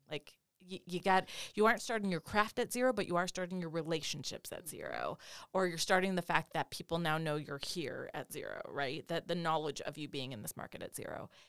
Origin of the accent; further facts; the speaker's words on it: North Dakota, United States; moved away as an adult; also born or lived in Los Angeles, California / the Southeast US; I grew up in North Dakota.